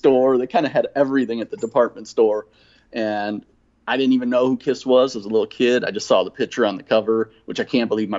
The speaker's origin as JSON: {"language": "English", "town": "Rockton", "region": "Illinois", "country": "United States", "tie": "born or raised there", "also_born_or_lived": "Kenosha, Wisconsin / Rockford, Illinois / Texas", "moved": "as an adult", "said": "I grew up in Rockton, Illinois, which is just north of Rockford"}